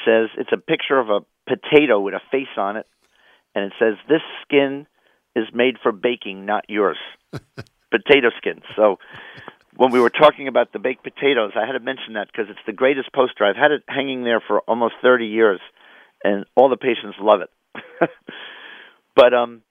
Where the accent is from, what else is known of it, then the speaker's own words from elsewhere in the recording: New York, United States; moved away; also born or lived in Philadelphia; I grew up in New York